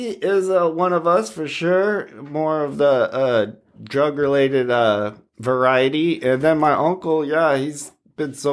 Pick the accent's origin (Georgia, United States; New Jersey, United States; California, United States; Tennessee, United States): California, United States; Burbank; I'm from Burbank, California. Mean streets of Burbank.